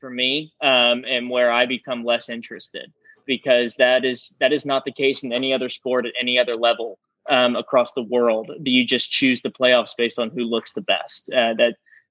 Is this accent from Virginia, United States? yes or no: yes; Virginia, United States; because I went to camp there every year growing up in Virginia